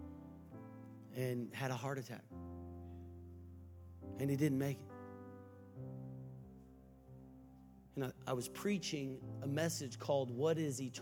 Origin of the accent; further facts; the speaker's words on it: Texas, United States; I was from Texas